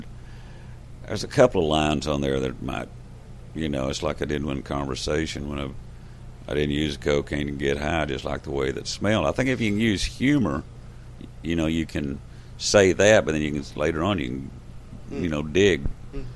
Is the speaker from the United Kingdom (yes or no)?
no; Texas, United States; we're from Texas, we write our own songs down here